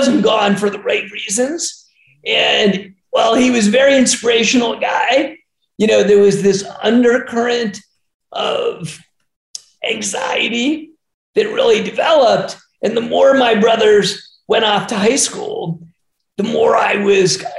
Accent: Harrisburg, Pennsylvania, United States; moved away as an adult; also born or lived in Philadelphia, Pennsylvania / Atlanta, Georgia; I was born in Philly and grew up in Harrisburg, Pennsylvania.

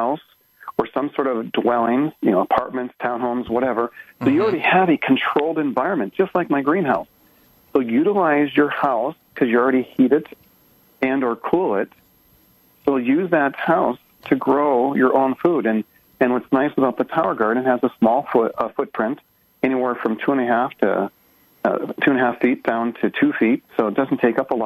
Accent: Minnesota, United States; now in Phoenix, United States; we're from Minnesota, and we're farmers there, and we didn't eat vegetables.

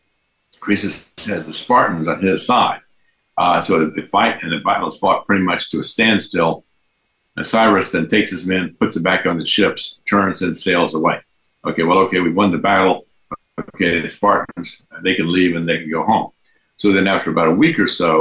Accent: Texas, United States; I'm from Texas

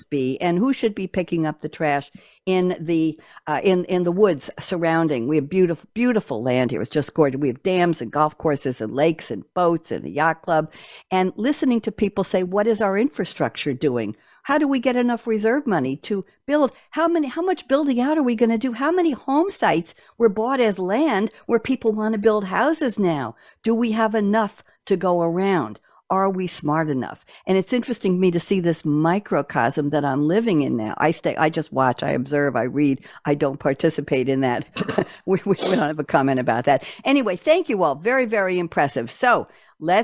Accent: New York, United States; also born or lived in Tellico Village, Loudon, Tennessee; now in Loudon, Tennessee, United States; I am a New Yorker

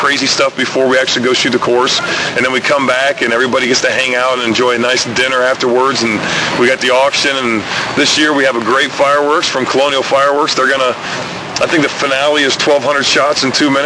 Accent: Ohio, United States; moved away; I grew up in Ohio, and my whole family has always been big in the outdoors

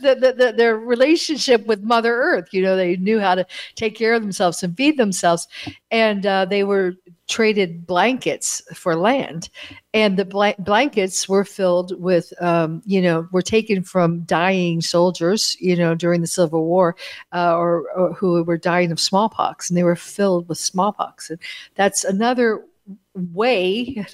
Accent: United States; moved away; I grew up in America, and of course, like most Americans of my generation

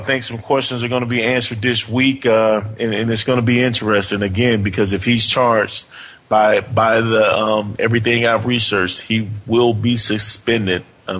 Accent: Montgomery, Alabama, United States; I grew up in the state of Alabama, in Montgomery, Alabama, and you either Roll Tide or you War Eagle.

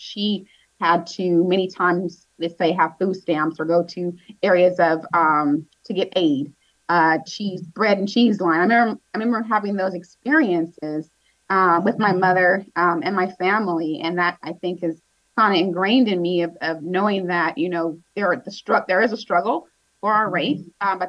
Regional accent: San Diego, California, United States; identifying as a Black woman has definitely shaped who I am as a person. I grew up in Southeast San Diego here locally. Went to a school that was diverse. I grew up on a block that was diverse.

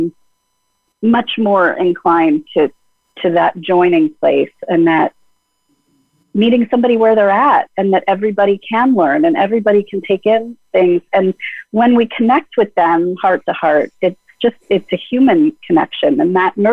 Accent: Los Angeles, California, United States; when I was a little girl, I grew up in the Fairfax District of Los Angeles

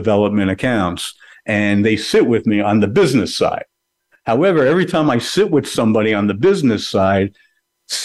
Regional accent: Canada; now in New Jersey, United States; I'm Canadian, so my family's in Canada

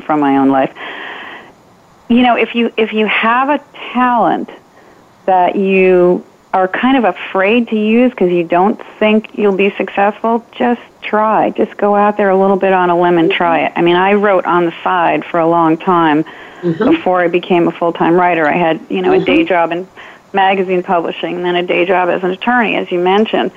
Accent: Darien, Connecticut, United States; also born or lived in New England; I grew up in Darien, Connecticut

